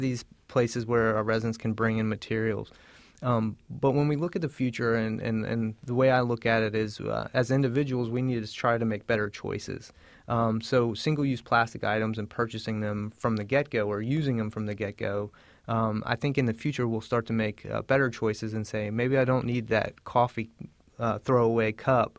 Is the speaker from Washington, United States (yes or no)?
no; Southern Virginia, United States; I'm actually from Southern Virginia